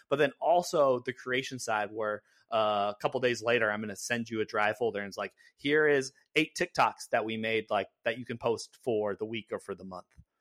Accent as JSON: {"language": "English", "region": "California", "country": "United States", "tie": "born or raised there", "moved": "yes", "lives_now": "Seattle, United States", "said": "I grew up in California"}